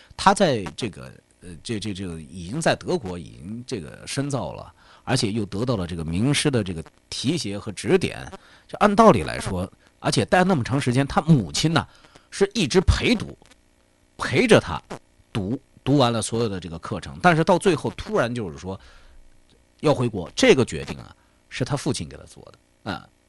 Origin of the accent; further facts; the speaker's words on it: China; 我们中国人